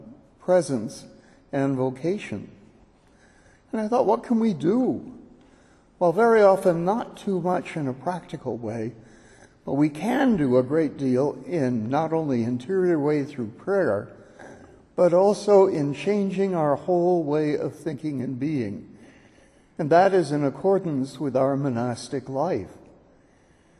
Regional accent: California, United States; moved away; my home state

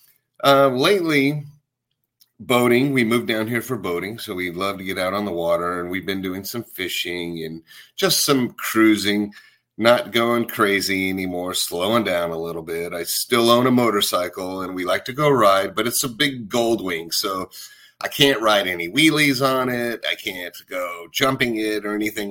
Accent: Colorado, United States; also born or lived in Texas; now in Florida, United States; I grew up in Colorado

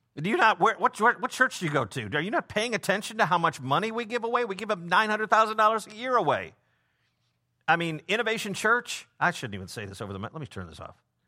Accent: Prospect Heights, Illinois, United States; I'm from Prospect Heights," but I say I'm from Chicago 'cause it's a twenty-seven minute drive to, to downtown

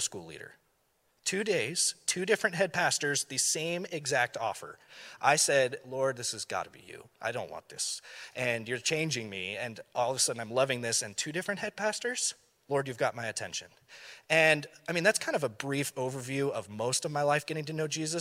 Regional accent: Thousand Oaks, California, United States; here in Thousand Oaks

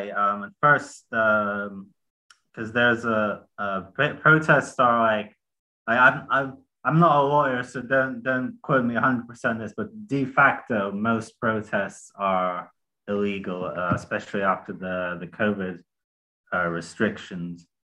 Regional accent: United Kingdom; I'm British and Russian, so uh, both of my countries have been involved in in bombing Syria

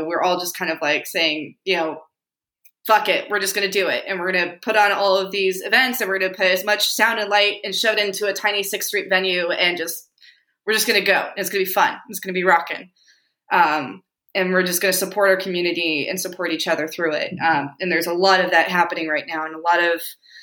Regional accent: Silicon Valley, California, United States; now in Austin, United States; I grew up in Silicon Valley, so I moved here to get away from Silicon Valley

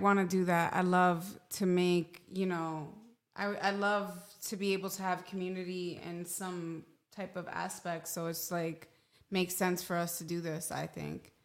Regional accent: New York City, New York, United States; moved away; I am born and raised in New York City, Hell's Kitchen, New York, three blocks from Times Square

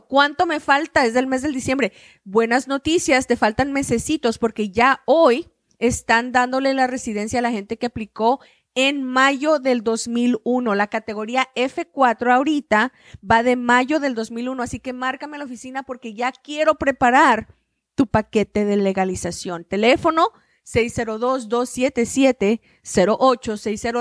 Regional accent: Hidalgo del Parral, Chihuahua, Mexico; moved away; Yo soy de Chihuahua, del mineral del parral

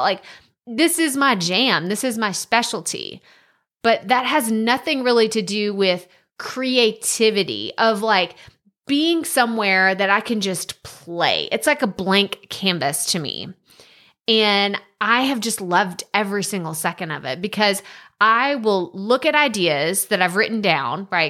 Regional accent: Texas, United States; Matthew McConaughey is from very close to my hometown

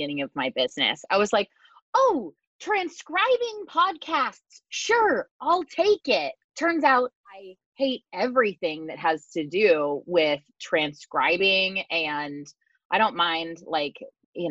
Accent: Seattle, Washington, United States; I'm from the Seattle area

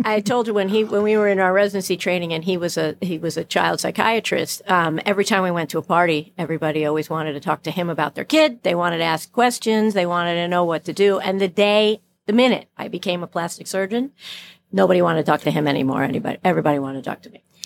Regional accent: New York City, New York, United States; I was born in Brooklyn

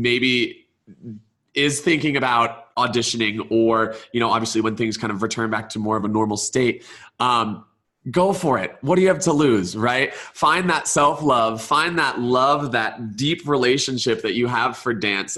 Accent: Georgia, United States; from Georgia, like myself

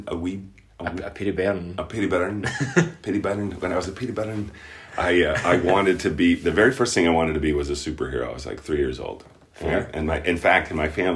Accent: Key West, Florida, United States; moved away; I'm originally from Key West

